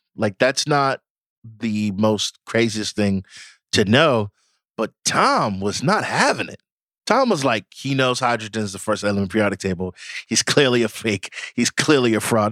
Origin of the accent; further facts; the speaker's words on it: Nigeria; I am Nigerian